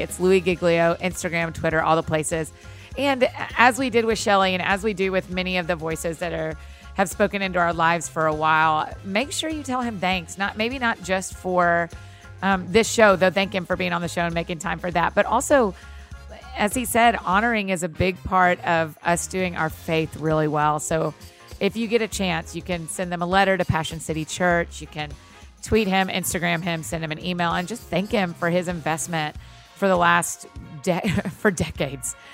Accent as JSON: {"language": "English", "area": "Kennesaw Mountain area", "region": "Georgia", "country": "United States", "tie": "born or raised there", "moved": "yes", "said": "I am in my hometown"}